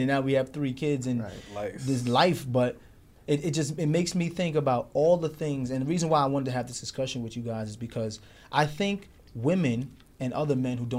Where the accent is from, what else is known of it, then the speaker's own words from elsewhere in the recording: New York City, New York, United States; we grew up in Brooklyn during the 90s